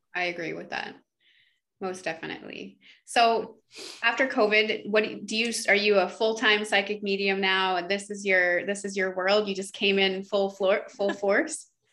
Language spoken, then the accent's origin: English; Canada; we're from Canada